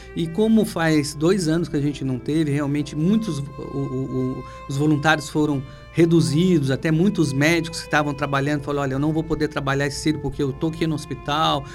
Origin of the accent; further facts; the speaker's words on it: Ribeirão Preto, São Paulo, Brazil; moved away as an adult; now in Pará, Brazil; Natural de Ribeirão Preto.